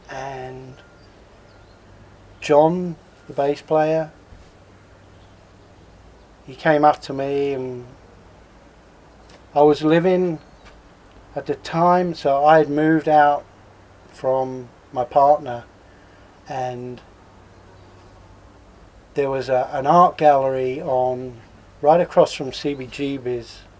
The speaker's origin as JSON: {"language": "English", "region": "London", "country": "United Kingdom", "tie": "born or raised there", "said": "I was growing up in London. I pretty early on got into speed."}